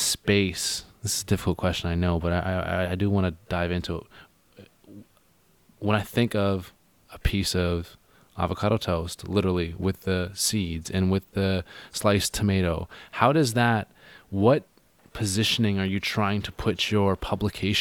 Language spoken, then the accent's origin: English; Gulf Islands, Vancouver Island, British Columbia, Canada; I'm from the Gulf Islands, Vancouver Island